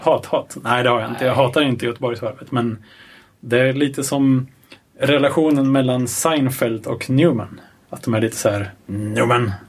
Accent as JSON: {"language": "Swedish", "region": "Örebro County", "country": "Sweden", "said": "jag kommer ju från Örebro-trakten"}